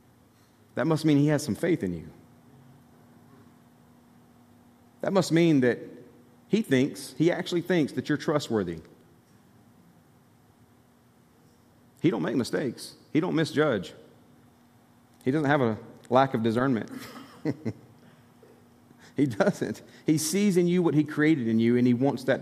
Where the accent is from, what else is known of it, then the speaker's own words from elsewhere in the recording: Alabama, United States; moved away as an adult; also born or lived in Tennessee; I was from Alabama